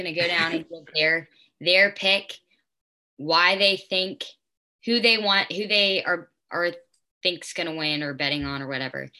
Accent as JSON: {"language": "English", "town": "Atlanta", "region": "Georgia", "country": "United States", "tie": "born or raised there", "said": "I was born in Atlanta, Georgia."}